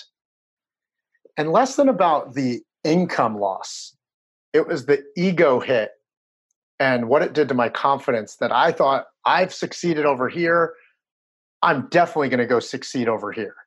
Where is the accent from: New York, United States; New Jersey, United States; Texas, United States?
New Jersey, United States; I'm a Chinese guy who grew up in New Jersey.